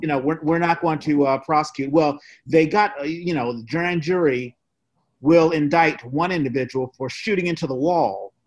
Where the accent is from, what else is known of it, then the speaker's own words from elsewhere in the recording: East Coast, United States; I grew up on the East Coast as well.